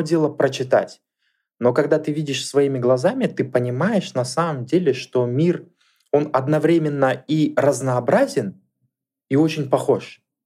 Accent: Kamenogorsk, East Kazakhstan Region, Kazakhstan; особо мы никуда дальше из Каменогорска не ездили, а родом

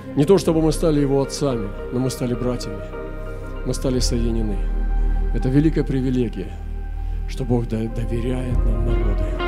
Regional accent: Russia

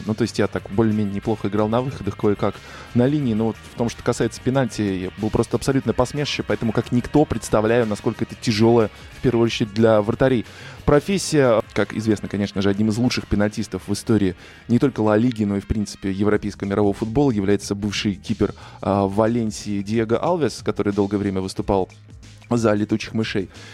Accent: Russia; я журналист из России

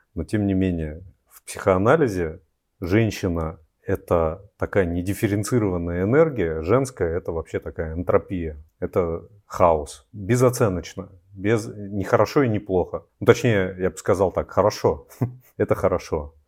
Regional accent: Siberia, Altai Krai, Russia; в нашем, вот, Алтайском крае, откуда я родом, и с, в Сибири

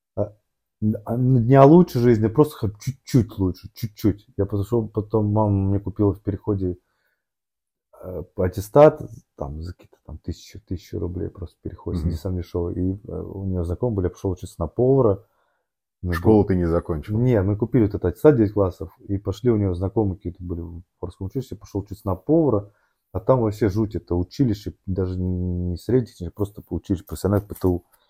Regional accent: Moscow, Russia; я рос в Москве, в Орехово-Борисово

